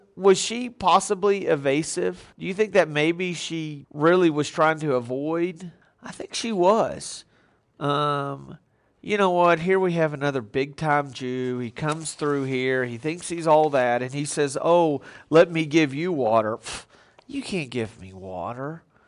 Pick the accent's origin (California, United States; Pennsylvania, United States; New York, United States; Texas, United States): Texas, United States; I grew up in Texas.